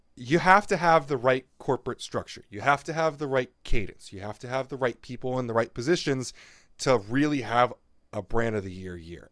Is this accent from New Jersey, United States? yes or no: yes; New Jersey, United States; I'm from New Jersey